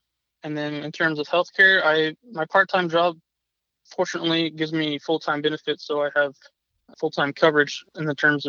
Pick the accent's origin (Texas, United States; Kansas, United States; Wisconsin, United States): Kansas, United States; moved away as an adult; also born or lived in Colorado; now in Miami, United States; So I'm originally from Kansas, joined the Air Force at the age of 22, and then I moved to Colorado for full-time active duty, and then I honorably discharged from the Air Force, and my wife took a job down in Miami Beach on the mall.